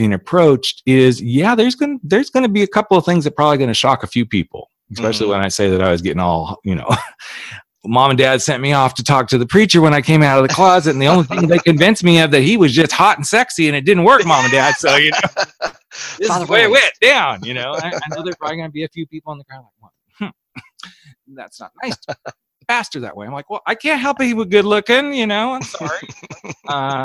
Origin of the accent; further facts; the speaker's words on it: Napa Valley, California, United States; I grew up in the Napa Valley.